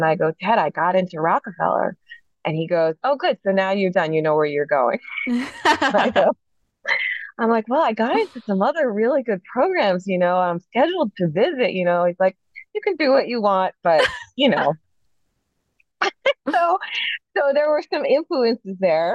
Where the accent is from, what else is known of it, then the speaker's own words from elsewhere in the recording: New York City, New York, United States; moved away as an adult; now in Philadelphia, United States; I'm from New York City, and my dad did a PhD and a postdoc